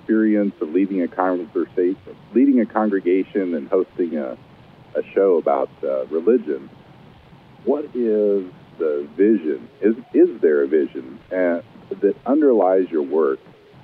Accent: Kansas City, United States; now in Lincoln, United States; I was raised in Kansas City and grew up in the Methodist Church there

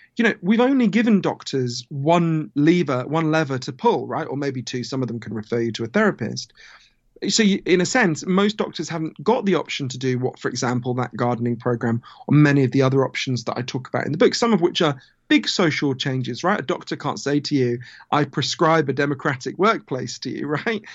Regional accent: United Kingdom; accent: Downton Abbey; also born or lived in United States; my weird downtown Abbey accent, I, I'm from Britain, although I spend a lot of time in the U S

